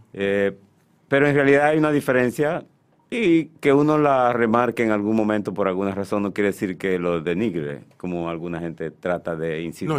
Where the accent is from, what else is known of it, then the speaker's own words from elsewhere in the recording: Santiago de los Caballeros, Santiago, Dominican Republic; now in Santo Domingo, Dominican Republic; Y yo vengo de Santiago, yo nací en noviembre del 54